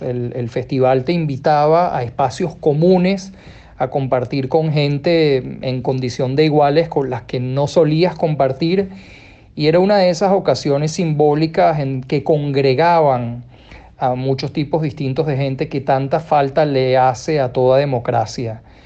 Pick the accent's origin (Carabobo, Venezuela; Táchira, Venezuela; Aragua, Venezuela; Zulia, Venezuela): Carabobo, Venezuela; Valencia; moved away as an adult; also born or lived in Caracas, Venezuela; Yo nací en Valencia, pero vine a Caracas cerca de cumplir 20 años y viví allí otros 20 más antes de salir